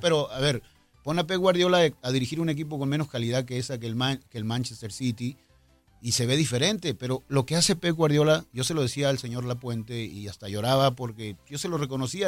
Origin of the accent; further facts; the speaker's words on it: Mexico; Somos mexicanos